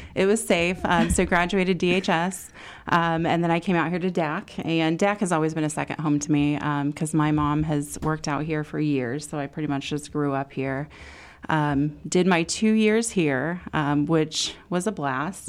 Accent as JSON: {"language": "English", "town": "Danville", "country": "United States", "tie": "born or raised there", "said": "born and raised in Danville"}